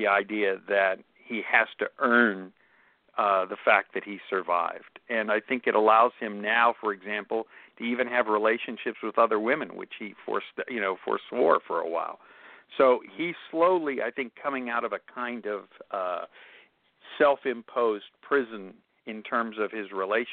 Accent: Pittsburgh, Pennsylvania, United States; moved away as an adult; now in Los Angeles, United States; Pittsburgh, which is my hometown, even though I've lived in Los Angeles for almost 40 years.

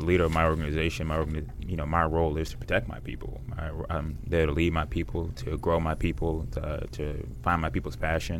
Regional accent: Washington, United States

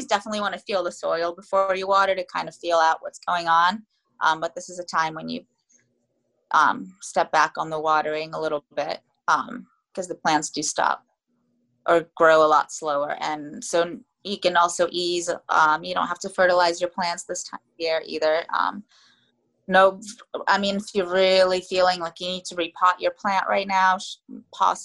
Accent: Florida, United States; now in Takoma Park, United States; I'm from Florida. I was raised in Florida actually

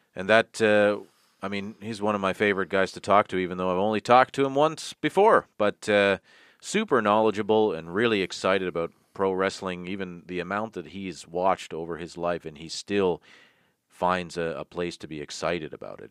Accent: Toronto, Ontario, Canada; my hometown, Tirana, Ontario

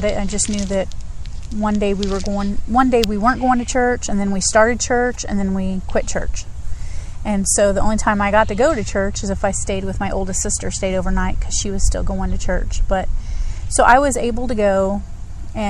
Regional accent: Greensburg, Indiana, United States; moved away; I am from Indiana originally

